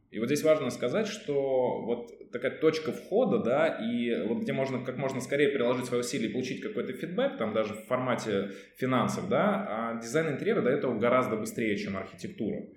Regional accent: Ivanovo, Ivanovo Oblast, Russia; moved away as an adult; now in Saint Petersburg, Russia; я был в родном городе, это город Иваново

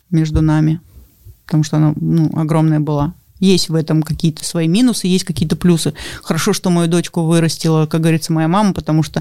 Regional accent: Russia; born there; гордость за то, что я живу в России, я родилась в России.

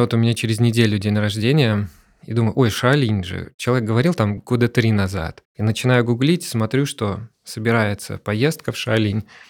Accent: Saint Petersburg, Russia; у нас в Санкт-Петербурге

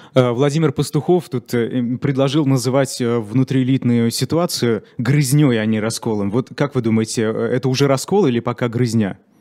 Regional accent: Ufa, Bashkortostan, Russia; moved away as an adult; now in Moscow, Russia; я сам из Башкирии и э, переехал год назад в Москву.

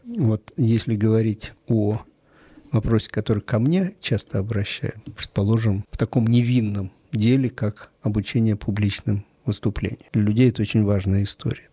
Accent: Saint Petersburg, Russia; я родился и вырос в Питере, это мой любимый город

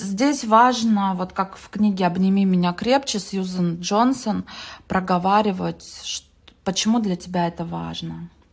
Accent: Mezhdurechensk, Kemerovo Oblast, Russia; also born or lived in Ukraine; в первом классе я захотела стать отличницей, а я приехала с Украины в Междуреченск, ну это Кузбасс

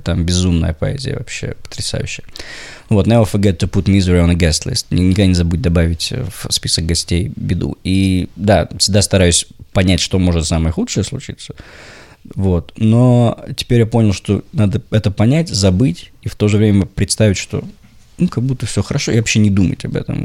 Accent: Saint Petersburg, Russia; не москвич, а петербуржец

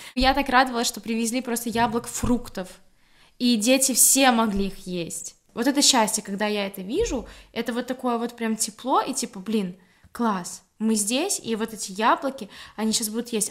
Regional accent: Grodno, Grodno Region, Belarus; moved away as an adult; now in Gdańsk, Poland; я из Беларуси, я из города Гродно, э, живу в Польше, город Гданьск, 5-6 лет

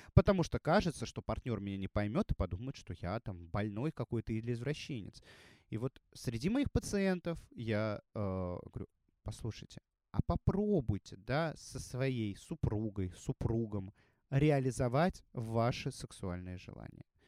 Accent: Russia; also born or lived in Saint Petersburg / Moscow; я живу в России, я россиянин

